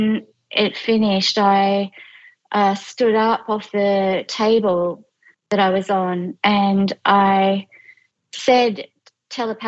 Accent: regional New South Wales, Australia; moved away as an adult; also born or lived in London; I am Australian and I'm 46 years old. I grew up in regional New South Wales.

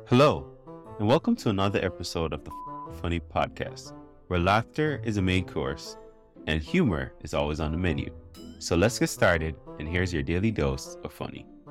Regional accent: Pacific Northwest, United States; grew up in the Pacific Northwest

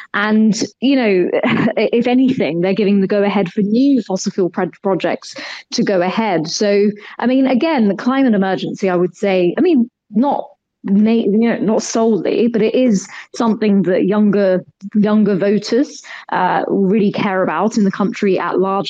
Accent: United Kingdom; I'm Indian. My parents are from Kenya, India. I was born and brought up here

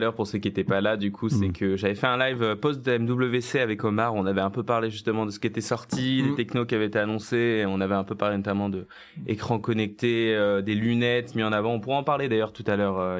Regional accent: Nantes, Pays de la Loire, France; moved away as an adult; also born or lived in Lille; now in Paris, France; je viens de Nantes à la base

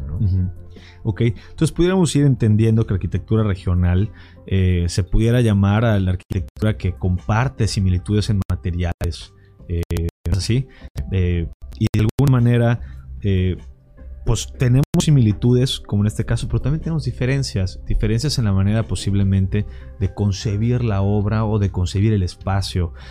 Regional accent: Yucatán, Mexico; como yucatecos

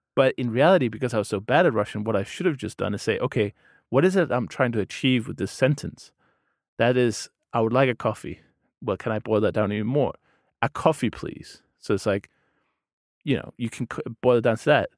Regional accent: Denmark; first language Danish; English is a second language; I'm from Denmark

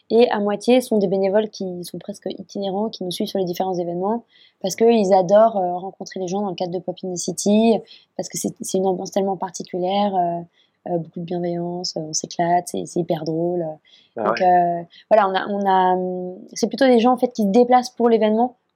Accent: Japan; identité européenne euh, qui était si, si, éloignée en fait de ce que tout ce que j'avais connu moi en grandissant au Japon

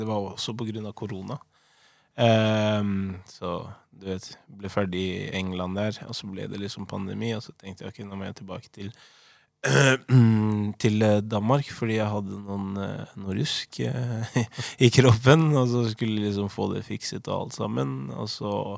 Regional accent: Oslo, Norway; moved away as an adult; født og oppvokst i Oslo. Eh, fra Holmlia. Utkanten av Oslo.

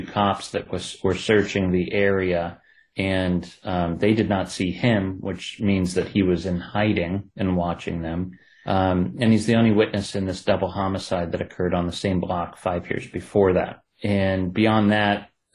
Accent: Ohio, United States; accent: Ohio; my Ohio accent

